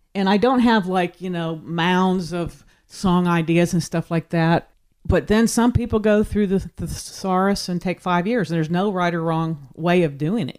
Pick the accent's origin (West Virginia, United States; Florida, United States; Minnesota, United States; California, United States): West Virginia, United States; Weirton; moved away; also born or lived in Pennsylvania / Nashville, Tennessee; I grew up in Pennsylvania, West Virginia